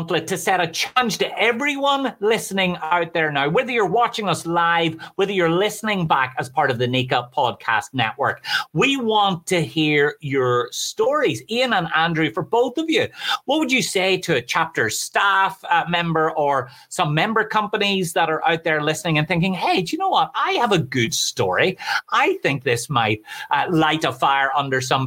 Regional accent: Ireland; I'm Irish

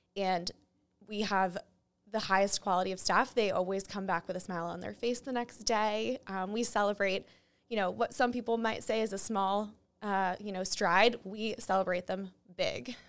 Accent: New Hampshire, United States; moved away; also born or lived in Springfield; I grew up in New Hampshire

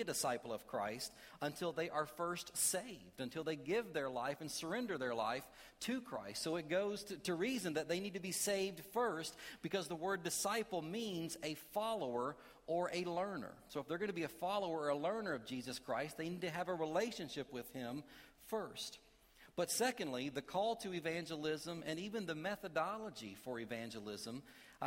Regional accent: Kentucky, United States; I am from Kentucky

